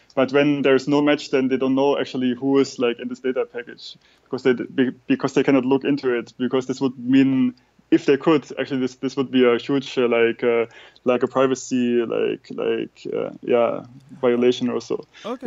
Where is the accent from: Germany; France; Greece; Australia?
Germany; we German people